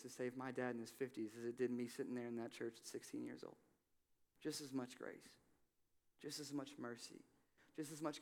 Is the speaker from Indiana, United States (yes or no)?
yes; Evansville, Indiana, United States; moved away as an adult; I came from Evansville, Indiana. My father, whom I love very much, he was a meth dealer most of my life. And so I left and went to college.